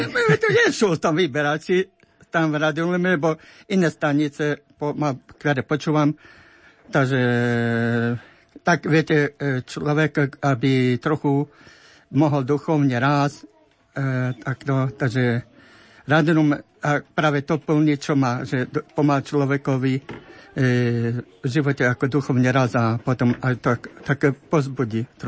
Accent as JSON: {"language": "Slovak", "town": "Krivany", "region": "Prešov Region", "country": "Slovakia", "moved": "yes", "said": "pochádzam ja z dediny Krivany"}